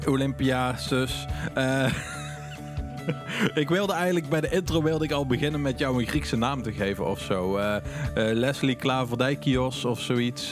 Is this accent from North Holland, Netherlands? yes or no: no; Horst, Limburg, Netherlands; moved away; ik kom uit Horst en ik woonde om de hoek bij de manager van de …